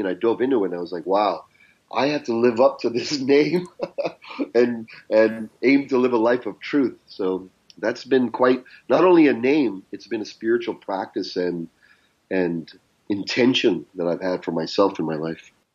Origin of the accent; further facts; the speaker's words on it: Canada; accent: Canadian; I grew up in Canada.